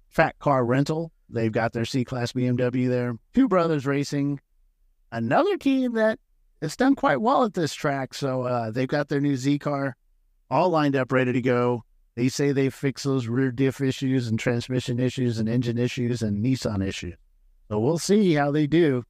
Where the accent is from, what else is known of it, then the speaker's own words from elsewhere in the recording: San Diego, California, United States; I grew up in San Diego